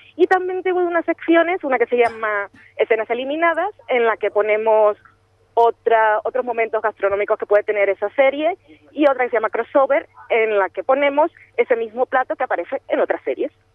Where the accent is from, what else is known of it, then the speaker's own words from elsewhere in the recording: Colombia; yo soy de Colombia